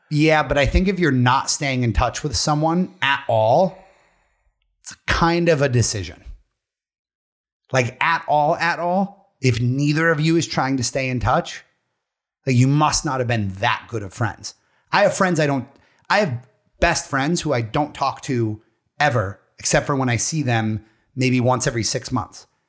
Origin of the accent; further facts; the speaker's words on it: Pennsylvania, United States; we're all from Pennsylvania or this immediate area.